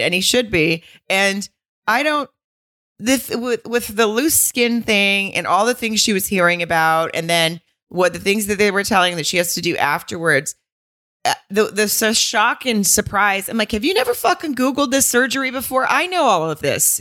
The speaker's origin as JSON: {"language": "English", "region": "the South", "country": "United States", "said": "I'm from the South"}